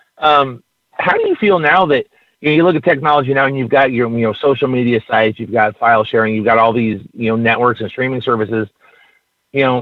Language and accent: English; California, United States; moved away; I'm originally from California